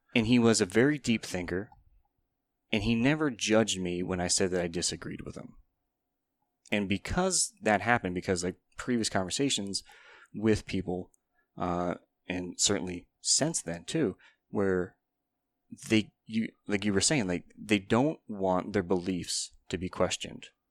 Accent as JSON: {"language": "English", "town": "Kane", "region": "Pennsylvania", "country": "United States", "tie": "born or raised there", "said": "i lived in place, kane pennsylvania"}